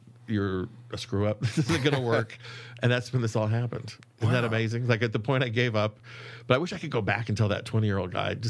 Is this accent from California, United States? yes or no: yes; Sausalito, California, United States; also born or lived in London / Italy; I think I'm a perfect product of California. I grew up in the Bay Area in Sausalito